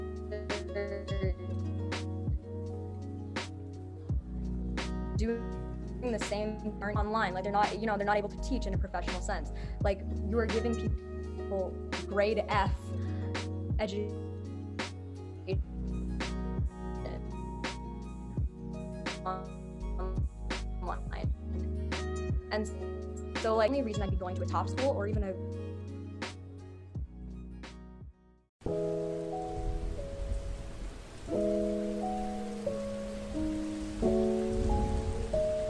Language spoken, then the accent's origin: English; Minneapolis, Minnesota, United States; I am from Minneapolis, Minnesota. I've lived here my entire life. I was born in this area